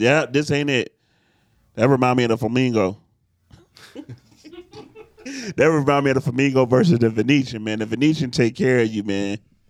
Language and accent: English; Detroit, Michigan, United States; I'm from Detroit, so you gotta have that mean face on when people wave at you.